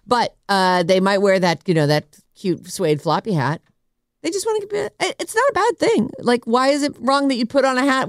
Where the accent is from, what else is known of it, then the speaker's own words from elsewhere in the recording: Massachusetts, United States; now in California, United States; I grew up in Massachusetts, which is northeast.